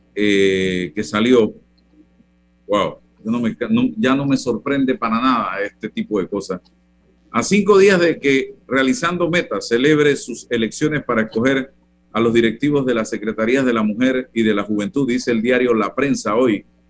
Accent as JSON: {"language": "Spanish", "country": "Panama", "said": "como panameño"}